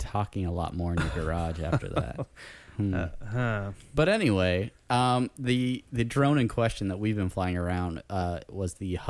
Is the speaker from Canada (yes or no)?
no; Buenos Aires, Argentina; I'm from Buenos Aires. I say kill them all.